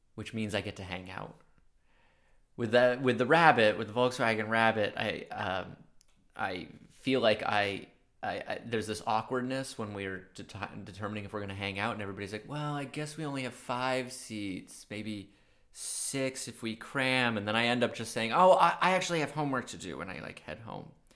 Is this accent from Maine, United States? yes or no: yes; Maine, United States; accent: subtle New York; I'm from a small coastal town in Maine